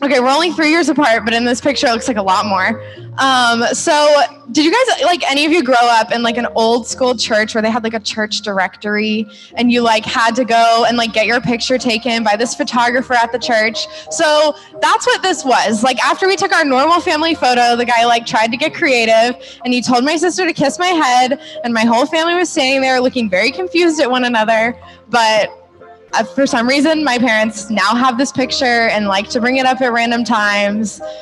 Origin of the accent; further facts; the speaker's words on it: Orlando, Florida, United States; I grew up in Orlando with like your pretty average family